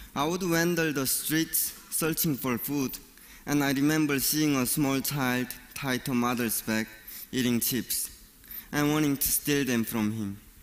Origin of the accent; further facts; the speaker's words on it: North Korea; moved away; I was born and raised in North Korea.